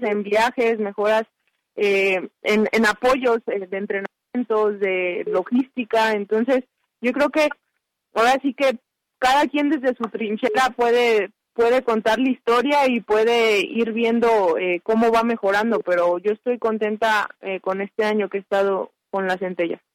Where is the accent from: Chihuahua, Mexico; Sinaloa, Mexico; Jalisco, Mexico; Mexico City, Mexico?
Jalisco, Mexico; Guadalajara; moved away; desde el 16 de marzo yo estoy en mi ciudad de origen, en Guadalajara